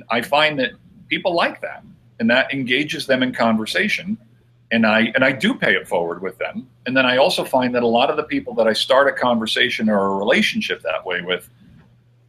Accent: New Jersey, United States; moved away; I'm originally from New Jersey

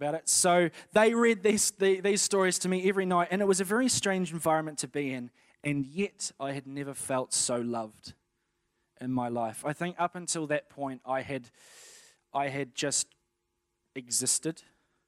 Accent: Napier, Hawke's Bay, New Zealand; I was born in Napier on the 1st of April, 1988, in the afternoon

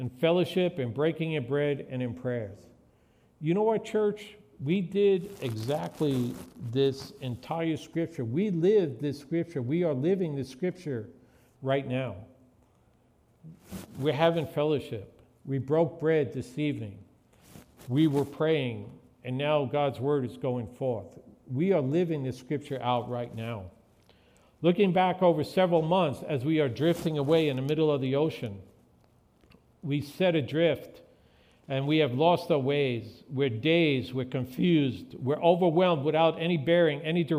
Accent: New York, United States; When I was growing up in New York

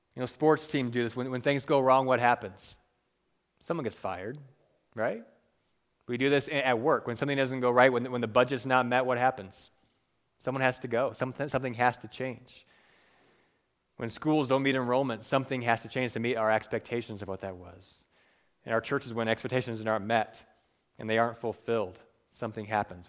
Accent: Cleveland, Ohio, United States; moved away; I'm from Cleveland, from Cleveland

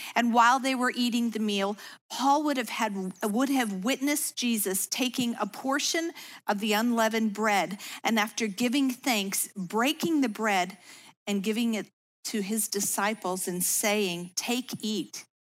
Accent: suburbs of Chicago, Illinois, United States; I was raised in the Lutheran faith in the suburbs of Chicago

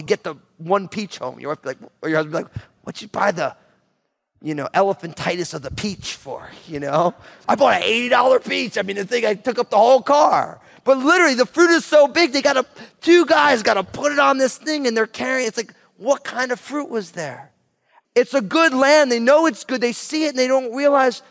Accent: New Jersey, United States; moved away; also born or lived in Marin County, California; I'm from New Jersey

